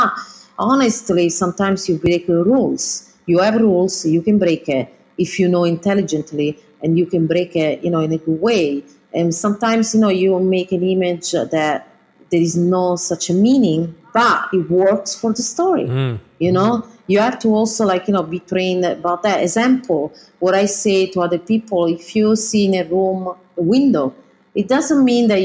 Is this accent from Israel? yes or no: no; Southern Italy, Italy; English is a second language; moved away as an adult; also born or lived in London / New York; being from the south of Italy